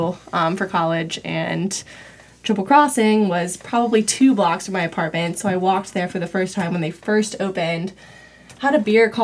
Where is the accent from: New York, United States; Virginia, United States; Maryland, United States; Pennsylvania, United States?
Virginia, United States; Richmond; where I grew up in Richmond